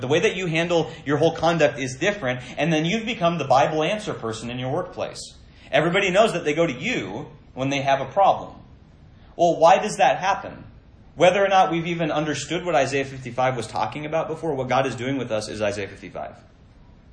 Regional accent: Minnesota, United States; I grew up in Minnesota

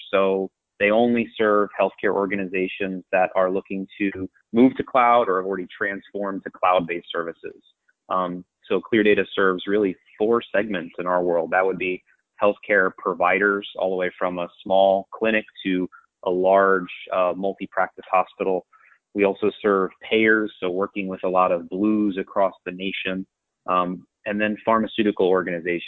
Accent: New York, United States; born or raised there; also born or lived in University of Delaware

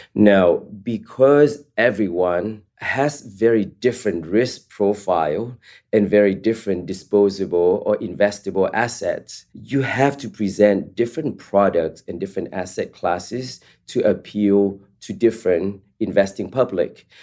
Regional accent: East Palo Alto, California, United States; also born or lived in Vietnam; my family and I immigrated from Vietnam to the Bay Area, specifically East Palo Alto.

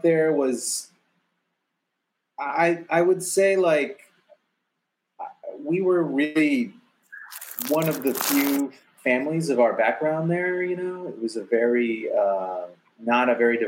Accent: Arlington, Texas, United States; moved away; also born or lived in Los Angeles; I grew up in Arlington, Texas.

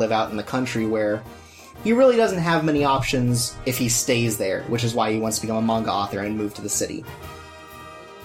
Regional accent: United States; me as an American

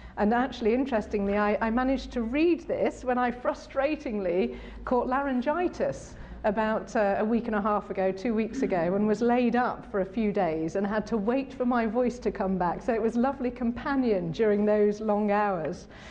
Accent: Sheffield, Yorkshire and the Humber, United Kingdom; in the Diocese of Sheffield, my hometown

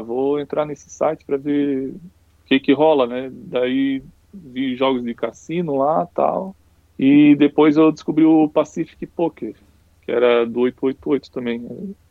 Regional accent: Penha, Santa Catarina, Brazil; eu moro, sempre morei a minha vida toda aqui em Penha, né? É a cidade pequena, então sempre fui criado com bastante liberdade

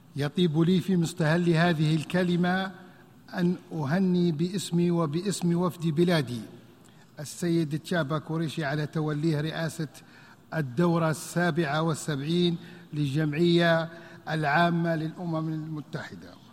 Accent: Libya; بلدي ليبيا

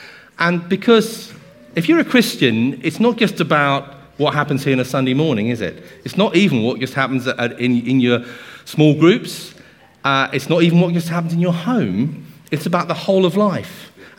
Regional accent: Guernsey; So I was born in Guernsey. My family … it's an old Norman name. And they've been in Guernsey for at least 800 years.

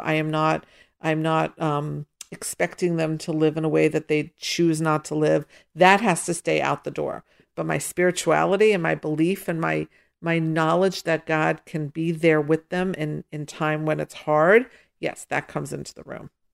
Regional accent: Pittsburgh, Pennsylvania, United States; I grew up in Pittsburgh

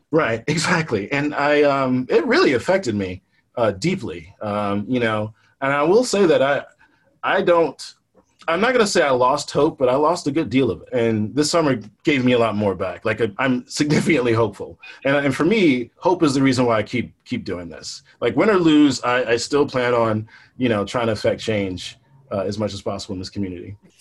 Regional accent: Richmond, Virginia, United States; I grew up poor in the East End

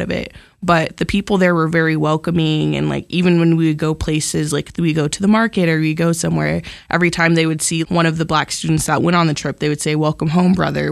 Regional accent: Amarillo, Texas, United States; I'm from Amarillo, like, I live super close

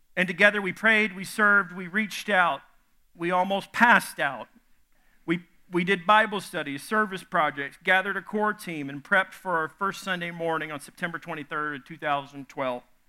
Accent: the South, United States; I'm from the South

